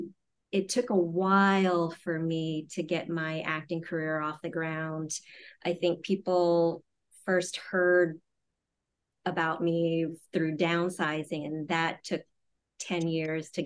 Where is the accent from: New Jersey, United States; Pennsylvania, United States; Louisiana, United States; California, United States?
Louisiana, United States; I grew up in Louisiana